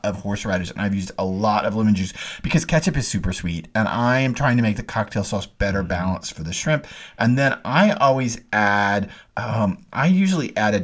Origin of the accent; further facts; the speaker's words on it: Dallas, Texas, United States; I grew up in Dallas going to S&D Oyster Company